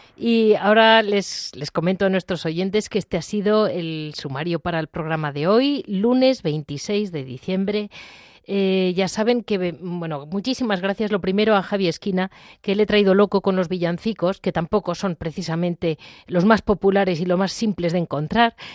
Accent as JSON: {"language": "Spanish", "town": "Madrid", "region": "Community of Madrid", "country": "Spain", "tie": "born or raised there", "said": "yo vivo en Madrid, he nacido en Madrid"}